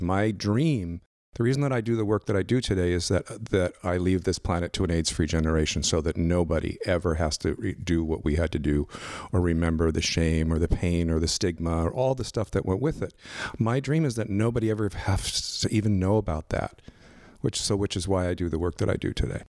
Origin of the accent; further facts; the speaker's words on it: Los Angeles, California, United States; I grew up out in Northridge, out in the valley, and went to Cal State Northridge.